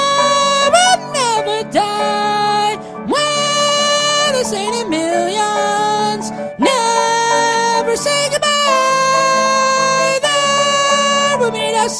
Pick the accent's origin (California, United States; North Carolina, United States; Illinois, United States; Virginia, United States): North Carolina, United States; Salisbury; born or raised there